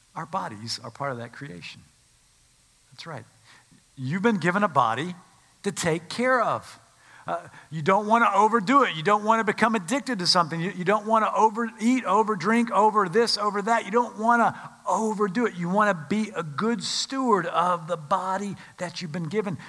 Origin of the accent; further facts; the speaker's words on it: Winston-Salem, North Carolina, United States; I grew up in Winston-Salem, North Carolina.